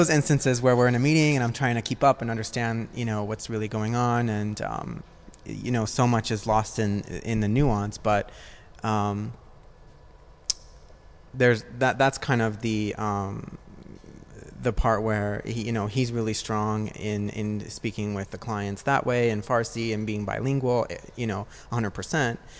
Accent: Newport Beach, California, United States; Like I tell people, like we're from L.A., so that they kind of know where I am. Because if I say that I'm from Orange County or Newport Beach

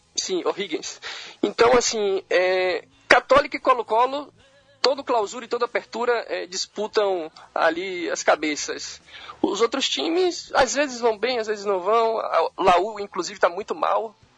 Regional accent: Salvador, Bahia, Brazil; moved away as an adult; now in Valdivia, Chile; sou baiano, sou de Salvador

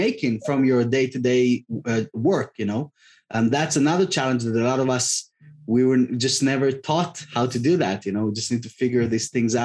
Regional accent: Tel Aviv, Tel Aviv District, Israel; moved away; I'm originally from Tel Aviv, from Israel

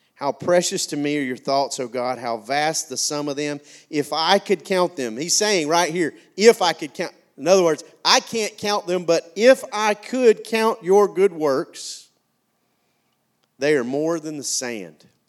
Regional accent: McCalla, Alabama, United States; I came from McCalla, Alabama

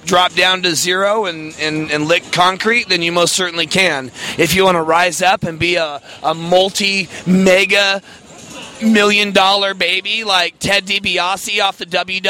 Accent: Portland, Oregon, United States; moved away as an adult; now in Seattle, United States; No, I am from Portland, Oregon, actually. I moved here in 2010.

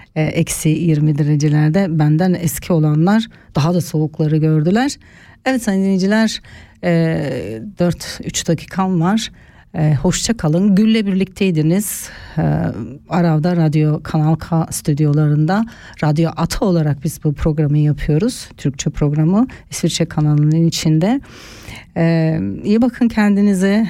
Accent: Turkey; now in Switzerland; bizim ülkemiz e, Akdeniz bölgesi tarafında

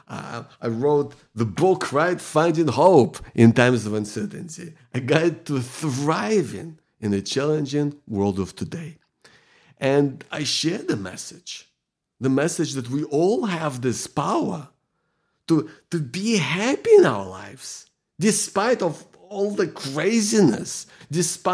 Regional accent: Ukraine; now in Melbourne, Australia; I live in Melbourne, Victoria. I grew up in Ukraine.

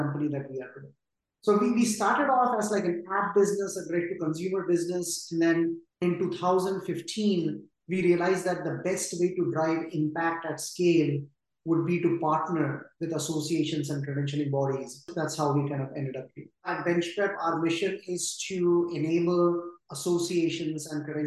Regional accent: India; moved away as an adult; also born or lived in New York; I grew up in India in a middle-class family that valued education over anything.

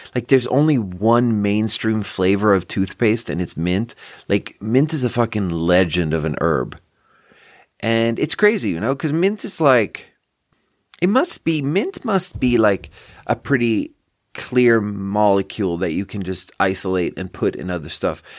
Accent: Skåne, Sweden; English is a second language; now in Nevada County, United States; I'm from Skåne.

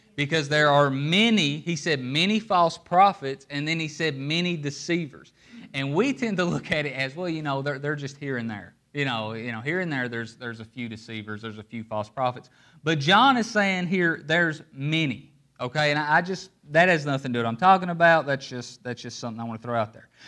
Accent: Appalachia, United States; I'm from Appalachia, and in Appalachia, we don't live on streets, we live in hollers.

